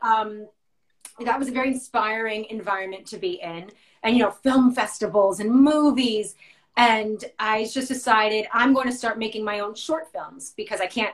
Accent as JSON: {"language": "English", "area": "Westchester", "region": "New York", "country": "United States", "tie": "born or raised there", "said": "my hometown"}